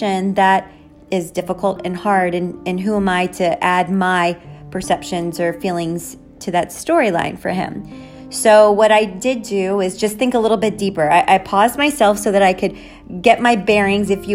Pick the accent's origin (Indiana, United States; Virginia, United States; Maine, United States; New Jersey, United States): New Jersey, United States; Jersey City; Jersey City, where I'm from